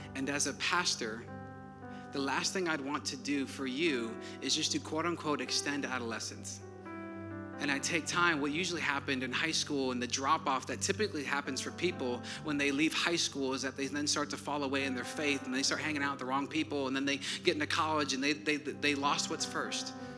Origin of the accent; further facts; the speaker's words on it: Wisconsin, United States; now in Georgia, United States; I'm from Wisconsin.